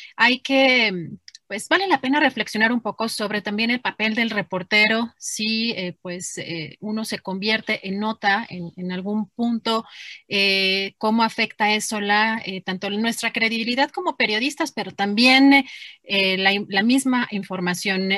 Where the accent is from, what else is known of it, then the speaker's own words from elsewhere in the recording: Mexico; como mexicana y como periodista